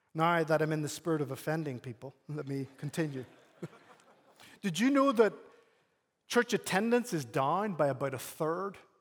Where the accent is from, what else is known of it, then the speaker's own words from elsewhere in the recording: Northern Ireland, United Kingdom; now in United States; I'm from Northern Ireland